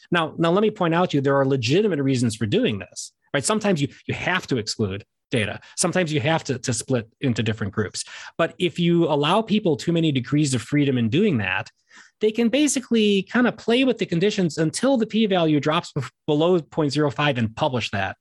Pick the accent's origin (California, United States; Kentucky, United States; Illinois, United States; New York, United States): Illinois, United States; Chicago; I'm from Chicago